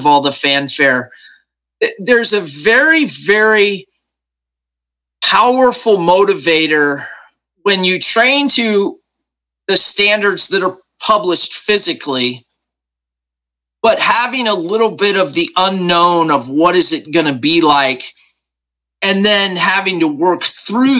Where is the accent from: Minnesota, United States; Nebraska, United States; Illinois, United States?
Nebraska, United States; I was raised right here in Nebraska, very just middle-class, small-town kid